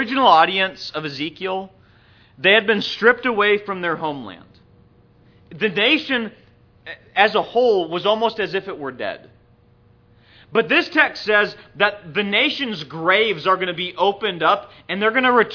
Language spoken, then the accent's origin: English; Minnesota, United States; also born or lived in San Diego, California; now in Atlanta, United States; I grew up in Minnesota, and I didn't really feel at home there either